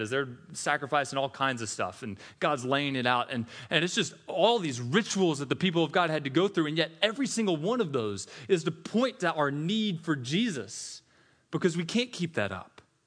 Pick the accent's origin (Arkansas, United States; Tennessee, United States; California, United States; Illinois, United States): Tennessee, United States; also born or lived in Mississippi; I'm from Tennessee, was born in Mississippi, so we say y'all there.